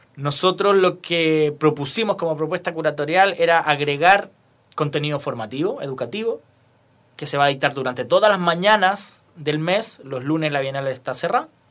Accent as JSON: {"language": "Spanish", "town": "Rancagua", "region": "O'Higgins", "country": "Chile", "moved": "yes", "lives_now": "Santiago, Chile", "said": "yo soy de Rancagua, después me vine a ir a Santiago"}